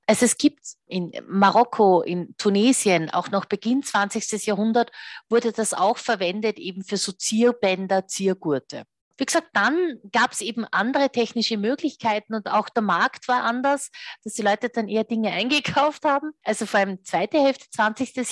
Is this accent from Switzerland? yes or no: no; Austria; Bei uns in Österreich